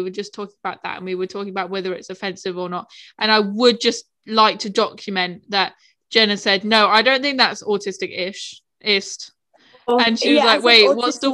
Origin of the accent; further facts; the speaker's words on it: United Kingdom; I'm British